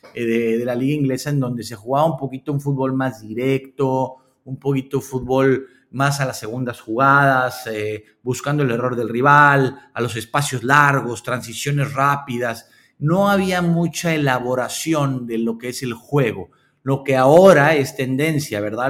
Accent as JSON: {"language": "Spanish", "country": "Mexico", "tie": "born or raised there", "moved": "as an adult", "lives_now": "Malaysia", "said": "México me parece que, a pesar de que es mi país y es donde yo me desarrollé"}